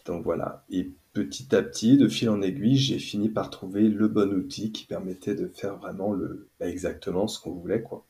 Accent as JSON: {"language": "French", "area": "near Nantes", "region": "Pays de la Loire", "country": "France", "moved": "yes", "lives_now": "Toulouse, France", "said": "je suis installé à Toulouse parce qu'à la base je viens d'à côté de Nantes"}